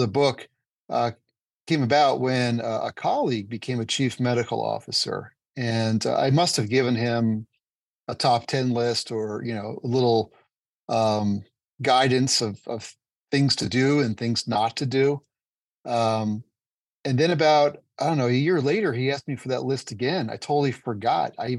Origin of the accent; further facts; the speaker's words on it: New Jersey, United States; moved away as an adult; also born or lived in New York City / San Diego; I grew up in New Jersey and went to school in New Jersey, New York City